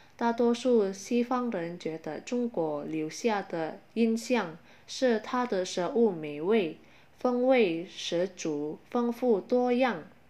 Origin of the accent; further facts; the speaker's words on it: Indonesia; Chinese is a second language; 我们印尼人